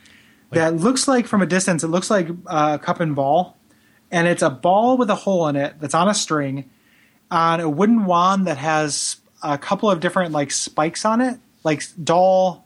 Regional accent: DeKalb, Illinois, United States; moved away; There's a frozen custard place called Ollie's that's kind of awesome in my hometown

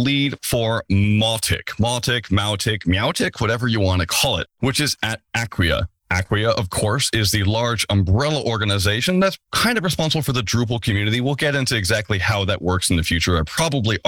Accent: United States; I'm American

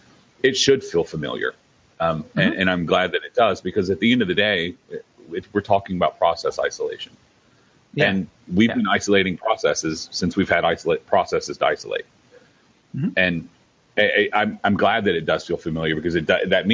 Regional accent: the South, United States; I'm from the South

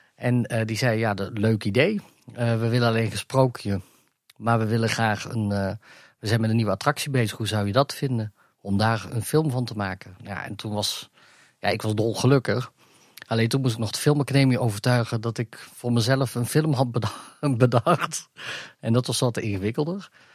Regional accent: Gemert, North Brabant, Netherlands; also born or lived in Africa; ik kom uit Gemert, uit Brabant

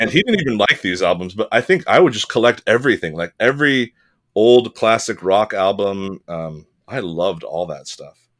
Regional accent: California, United States; I was born in California to, uh, an American father and an Italian mother

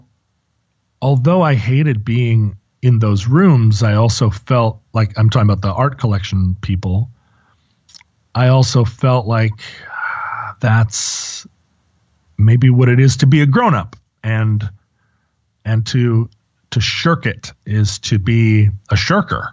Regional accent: United States; growing up in America and the schools that I went

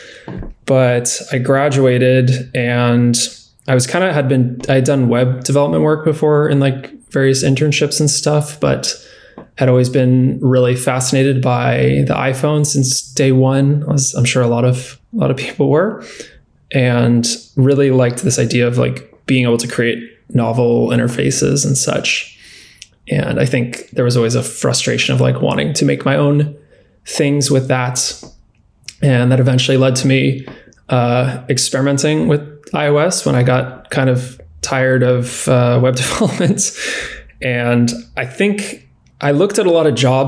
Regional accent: San Diego, California, United States; also born or lived in San Luis Obispo; I was born and raised in San Diego in California

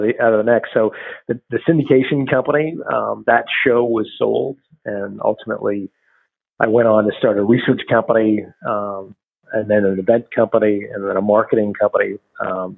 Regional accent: Toronto, Ontario, Canada; also born or lived in Sudbury; my hometown of Toronto

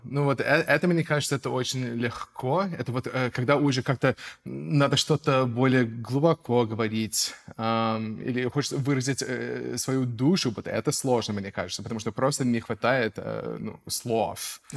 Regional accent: United States; Russian is a second language; moved away as an adult; now in Russia; Я американец, um, я актер, я переехал в Россию давно

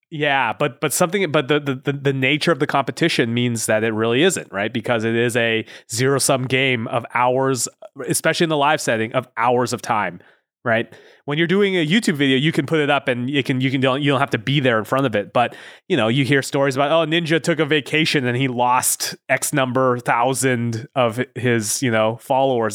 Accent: Pacific Northwest, United States; moved away as an adult; also born or lived in Los Angeles; I grew up in the Pacific Northwest

